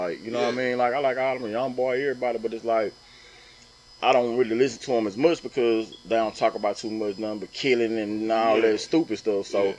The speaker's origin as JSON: {"language": "English", "area": "the South", "region": "Southern United States", "country": "United States", "also_born_or_lived": "New York / Atlanta, Georgia", "lives_now": "Louisiana, United States", "said": "I'm just a South. I'm from down South."}